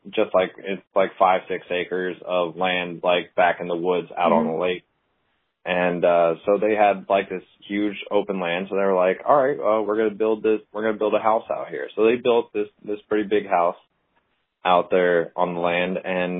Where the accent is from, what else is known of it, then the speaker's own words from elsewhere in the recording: Naples, Campania, Italy; also born or lived in United States; Because I grew up overseas, actually, with my dad being in the military. I grew up in Naples, Italy.